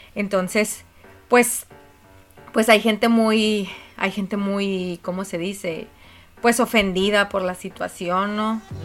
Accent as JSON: {"language": "Spanish", "country": "Mexico", "said": "aquí por lo menos en México"}